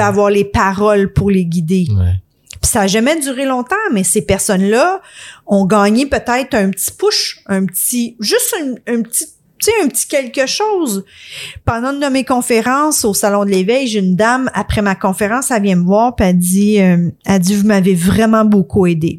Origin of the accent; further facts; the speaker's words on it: Quebec, Canada; on est québécois